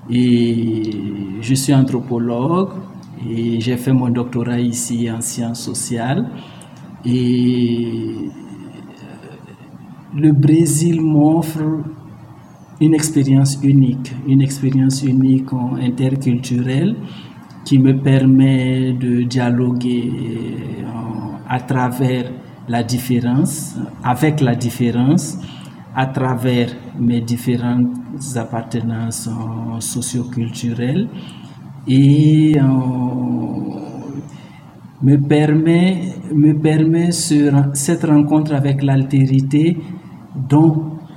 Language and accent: French; Burkina Faso; moved away as an adult; also born or lived in Mali; now in Brazil; Je suis burkinabé, j'appartiens à la communauté Mouaga et l'adjectif au, singulier c'est Moaga, euh, la communauté au pluriel euh, c'est Mosé.